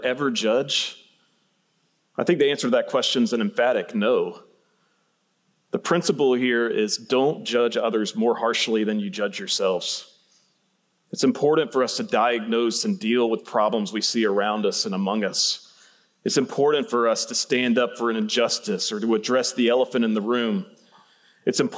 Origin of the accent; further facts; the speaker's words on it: Central Georgia, United States; moved away; I grew up in Central Georgia